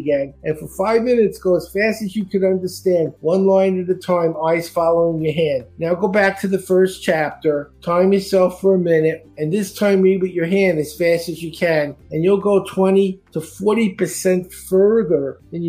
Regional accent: New York City, New York, United States; now in Florida, United States; I grew up in Brooklyn.

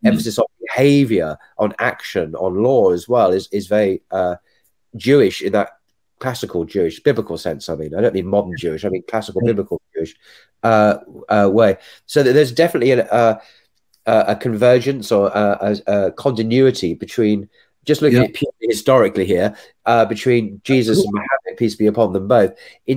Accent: Essex, East of England, United Kingdom; We were born, without mentioning too many details, born in the same town in Essex

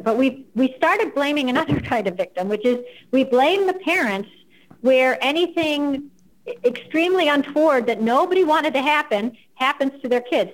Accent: United States; first language English; I'm American and that's all I speak

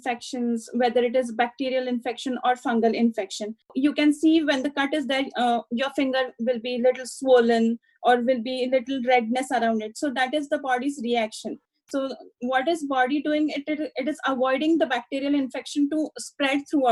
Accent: Satara, Maharashtra, India; moved away as an adult; also born or lived in Kolhapur / Mumbai; bachelor's, I did it in my hometown, which is Satara.

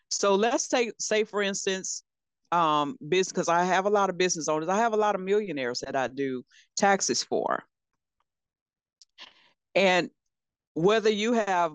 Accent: Louisiana, United States; moved away; I'm from Louisiana originally.

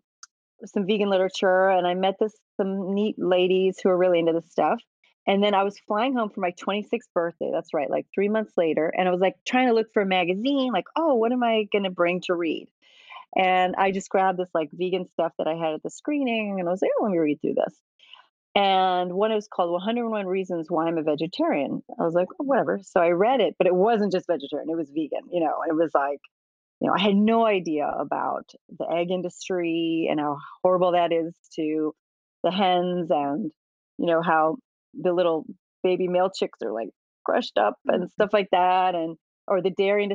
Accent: Midwest, United States; now in New York City, United States; I grew up in the Midwest from, you know, German and pioneer stock

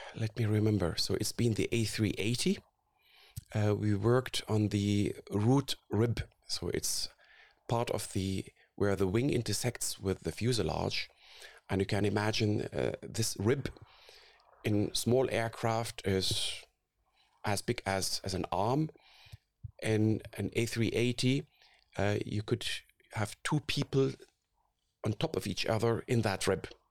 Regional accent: Syria; moved away as an adult; also born or lived in Karlsruhe, Germany; now in Munich, Germany; I grew up in Syria

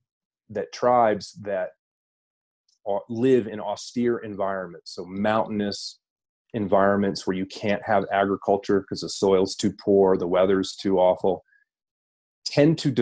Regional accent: United States; I am an American

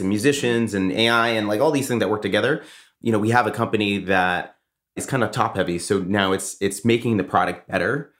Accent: Boston, Massachusetts, United States; I'm from Boston

